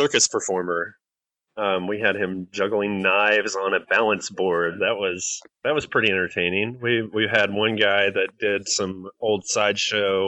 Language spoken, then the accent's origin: English; West Texas, United States; also born or lived in Atlanta, Georgia; now in Georgia, United States; I grew up in West Texas where brisket is life